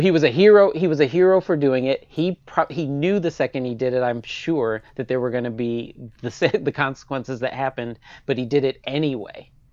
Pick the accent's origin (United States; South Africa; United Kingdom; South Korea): United States; Michigan; moved away; my home state, Michigan